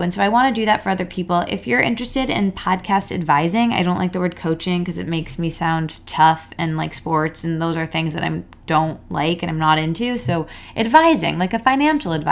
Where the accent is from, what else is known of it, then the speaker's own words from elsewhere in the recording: East Lansing, Michigan, United States; now in Manhattan, United States; I went to Michigan State, so, and grew up in East Lansing